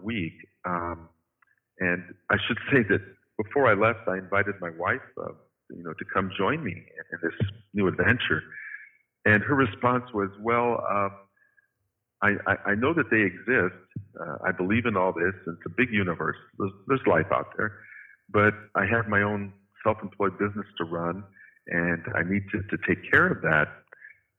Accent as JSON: {"language": "English", "region": "Midwest", "country": "United States", "tie": "born or raised there", "also_born_or_lived": "Fort Wayne, Indiana", "said": "when I grew up in the Midwest in the 60s and 70s"}